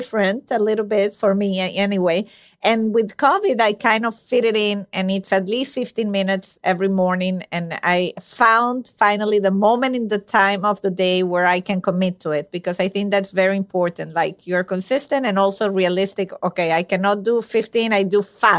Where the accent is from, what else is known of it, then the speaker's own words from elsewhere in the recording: Venezuela; my country, I'm from Venezuela.